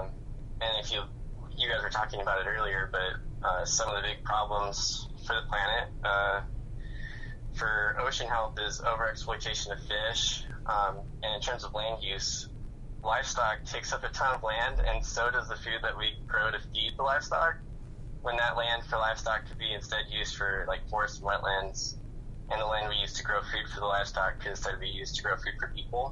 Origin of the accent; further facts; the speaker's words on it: United States; now in Southern California, United States; I grew up in Clark County, and now I live in Southern California